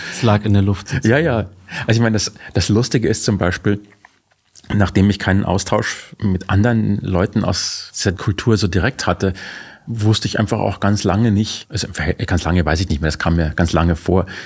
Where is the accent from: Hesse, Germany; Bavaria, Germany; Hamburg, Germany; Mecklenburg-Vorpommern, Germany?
Bavaria, Germany; als Bayer